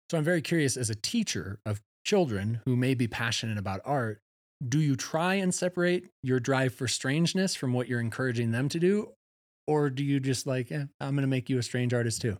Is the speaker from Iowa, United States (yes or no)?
no; Wisconsin, United States; also born or lived in Chicago Northwest suburbs; now in Steamboat Springs, United States; I'm from Wisconsin